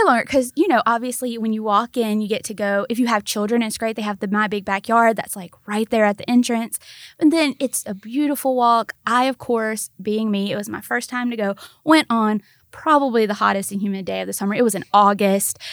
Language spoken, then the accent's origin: English; Mississippi, United States; now in Memphis, United States; I was born in Mississippi.